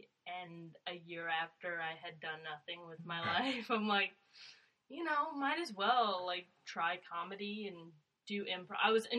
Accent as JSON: {"language": "English", "town": "Shipman", "region": "Illinois", "country": "United States", "tie": "born or raised there", "also_born_or_lived": "Virginia", "said": "So I was born in Virginia. Okay. And then stayed in Illinois, lived in Illinois with my mom."}